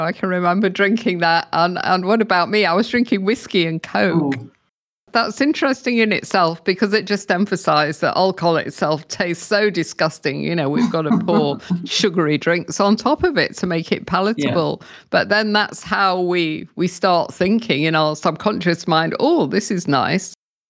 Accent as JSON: {"language": "English", "region": "England", "country": "United Kingdom", "moved": "as an adult", "said": "because when I came here from England, I was much older. I was 50, but I was drinking a lot in those days."}